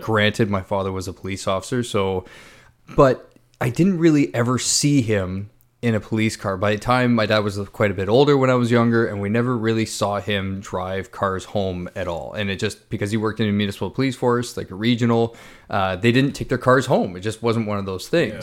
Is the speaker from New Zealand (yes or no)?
no; Ontario, Canada; me growing up in Ontario